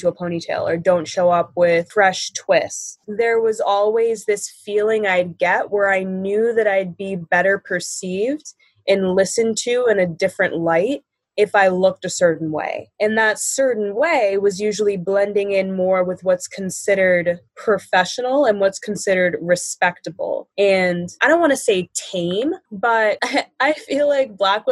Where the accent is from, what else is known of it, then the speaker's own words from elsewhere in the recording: Buffalo, New York, United States; I'm from Buffalo, New York.